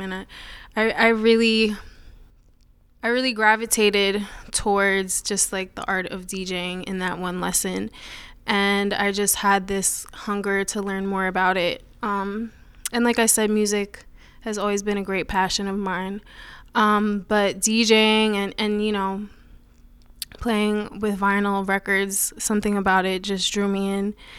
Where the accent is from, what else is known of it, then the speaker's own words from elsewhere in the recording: Putnam County, New York, United States; also born or lived in Summit, New Jersey; we moved to Putnam County, which is about an hour north of the city